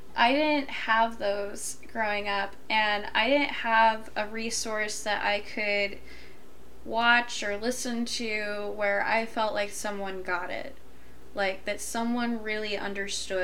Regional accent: Deep South, United States; I grew up in the Deep South

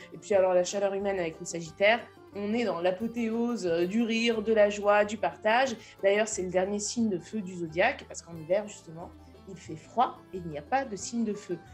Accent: France; moi, je suis française

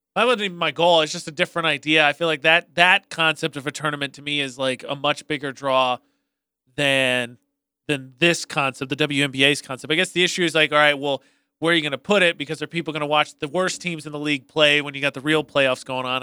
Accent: Lafayette, Indiana, United States; now in Cache Valley, United States; The five high schools in my hometown made up uh, our team, the Greater Lafayette Hawks

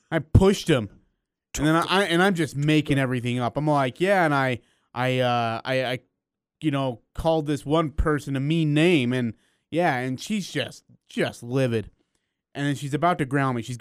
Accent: India; Okay, so he's from California. I'm from India.

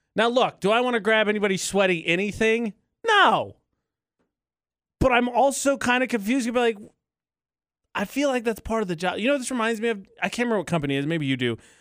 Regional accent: Indiana, United States; I'm from the Midwest

